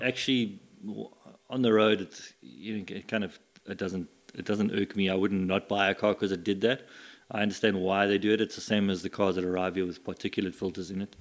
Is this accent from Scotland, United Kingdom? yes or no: yes; Scotland, United Kingdom; moved away; I was born in Scotland